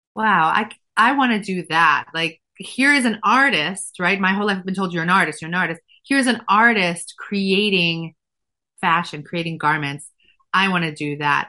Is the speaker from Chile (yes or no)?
no; Efrat, Israel; moved away as an adult; now in United States; I grew up religious um, in a town called Efrat